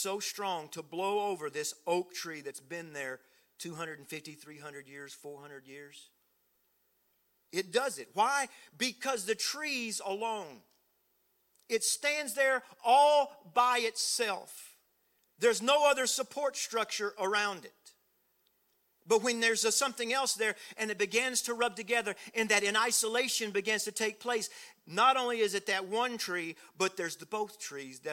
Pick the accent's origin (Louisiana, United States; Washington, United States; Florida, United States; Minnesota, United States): Louisiana, United States; South; I was raised in South Louisiana, down way down south